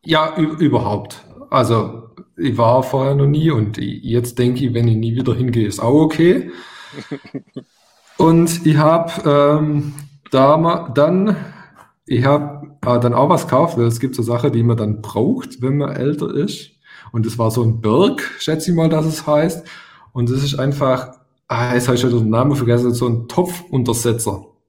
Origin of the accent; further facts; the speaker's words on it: Swabia, Baden-Württemberg, Germany; accent: Swabian; ich bin damals auf einem Dorf groß geworden, darum kommt mein leichter schwäbischer Akzent